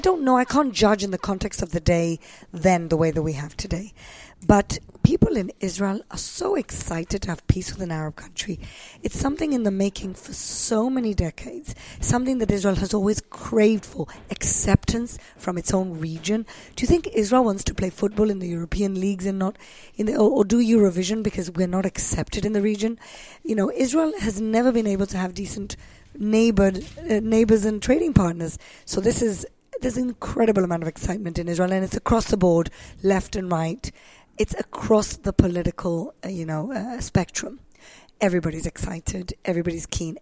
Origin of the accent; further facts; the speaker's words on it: Gibraltar; moved away; I grew up in Gibraltar, which is, you know, southern Mediterranean country. It's a British colony.